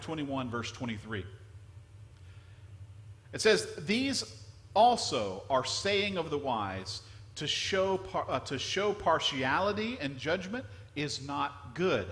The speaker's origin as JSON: {"language": "English", "region": "Louisiana", "country": "United States", "tie": "born or raised there", "moved": "yes", "lives_now": "Florida, United States", "said": "I grew up in a small town in Louisiana."}